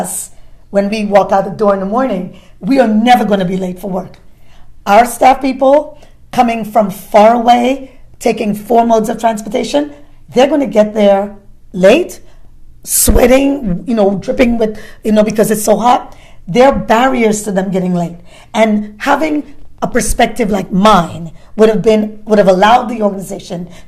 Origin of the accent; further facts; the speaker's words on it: New York City, New York, United States; also born or lived in Caribbean; I grew up in Brooklyn, I came from the Caribbean, immigrant kid